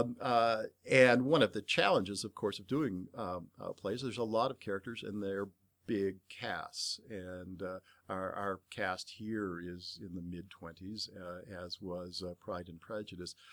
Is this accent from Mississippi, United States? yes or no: no; Bay Area, California, United States; I grew up in the Bay Area